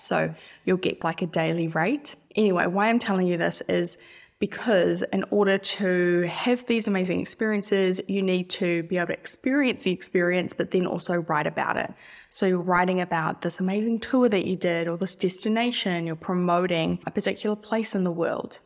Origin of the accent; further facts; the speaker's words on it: New Zealand; I'm not Australian, by the way. I'm an, I'm a Kiwi.